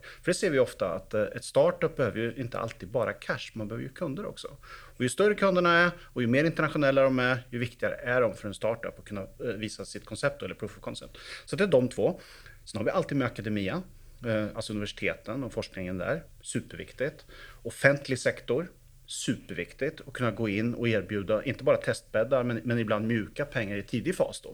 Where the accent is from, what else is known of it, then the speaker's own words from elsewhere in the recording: Sweden; now in Oslo, Norway; jag är uppväxt i Sverige så jag snackar svenska också